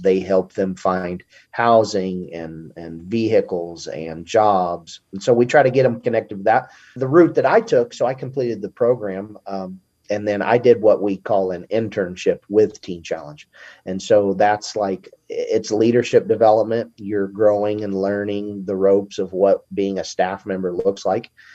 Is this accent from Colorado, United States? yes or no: yes; Montrose, Colorado, United States; also born or lived in Oklahoma; I grew up in Colorado.